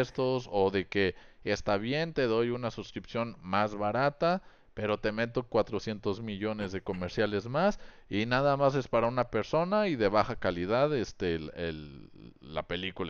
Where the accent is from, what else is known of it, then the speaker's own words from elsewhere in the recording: Mexico; yo como comunicólogo, aparte de mexicano